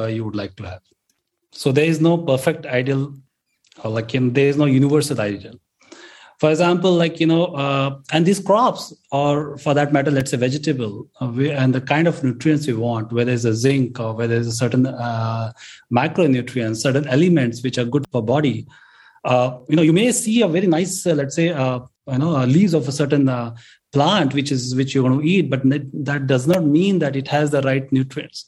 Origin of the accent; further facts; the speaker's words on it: India; we as an Indian farmers